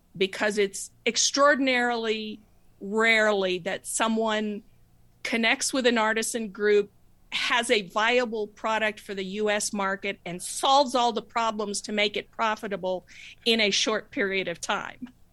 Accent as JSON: {"language": "English", "region": "New Mexico", "country": "United States", "tie": "born or raised there", "said": "I grew up in New Mexico"}